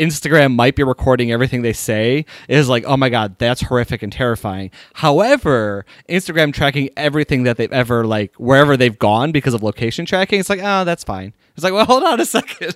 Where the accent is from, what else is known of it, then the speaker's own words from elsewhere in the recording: Sharonville, Ohio, United States; that's my hometown.